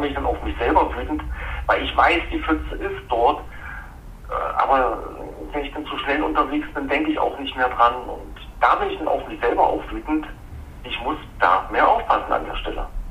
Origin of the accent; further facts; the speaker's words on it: Vienna, Austria; als Wiener